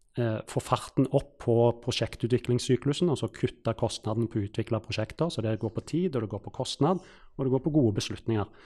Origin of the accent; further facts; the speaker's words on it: Stavanger, Rogaland, Norway; moved away; når jeg vokste opp i Stavanger